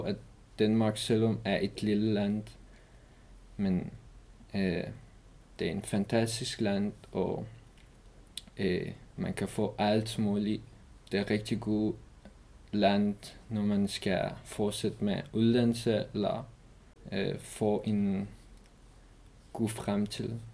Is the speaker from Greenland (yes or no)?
no; Iran; Danish is a second language; moved away as an adult; also born or lived in Afghanistan; now in Denmark; jeg kom fra Afghanistan, men jeg er opvokset i Iran